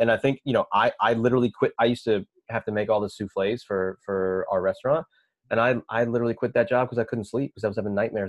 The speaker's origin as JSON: {"language": "English", "town": "Minneapolis", "region": "Minnesota", "country": "United States", "said": "I ended up going back to regular college in Minnesota, which is where I'm from Minneapolis."}